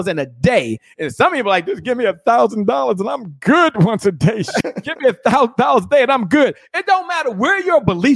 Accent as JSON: {"language": "English", "town": "Washington", "region": "District of Columbia", "country": "United States", "said": "I'm from Washington, D.C."}